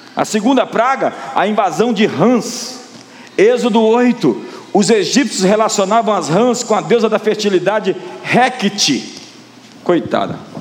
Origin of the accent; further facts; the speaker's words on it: Brazil; como brasileiros, nós tivemos muitas heranças